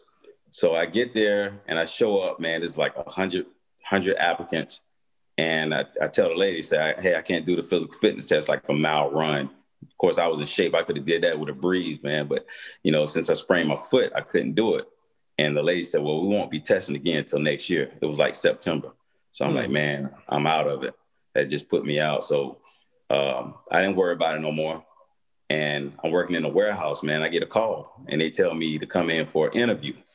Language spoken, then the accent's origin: English; Tampa, Florida, United States; also born or lived in Camp Lejeune, North Carolina; I grew up in East Tampa, in the projects